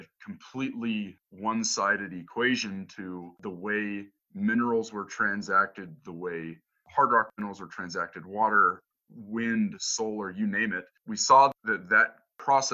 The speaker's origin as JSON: {"language": "English", "region": "Northeast Colorado", "country": "United States", "tie": "born or raised there", "said": "Where I grew up isn't as much of a tourist destination as where Yoann grew up, but I'm from Northeast Colorado."}